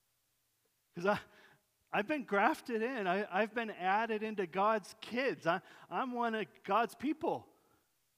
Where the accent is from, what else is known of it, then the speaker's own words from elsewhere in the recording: Yakima, Washington, United States; I was born in Yakima, Washington, and that I wasn't born in Jerusalem